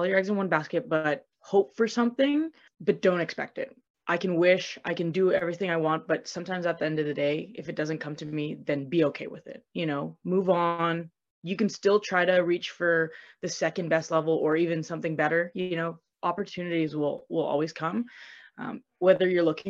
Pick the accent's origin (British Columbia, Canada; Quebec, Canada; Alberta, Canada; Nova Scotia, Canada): British Columbia, Canada; Vancouver; moved away as an adult; now in Brampton, Canada; I'm from Vancouver, BC